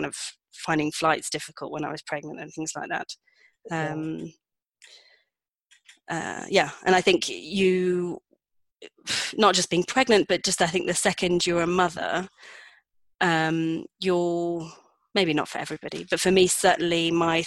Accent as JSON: {"language": "English", "country": "United Kingdom", "also_born_or_lived": "Madrid / London", "moved": "as an adult", "lives_now": "Pyrenees", "said": "I decided I wanted to move back to London at first, because I'm British"}